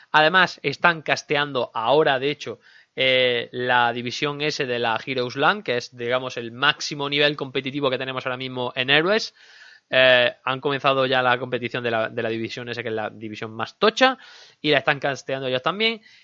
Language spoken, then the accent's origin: Spanish; Andalusia, Spain; todos somos andaluces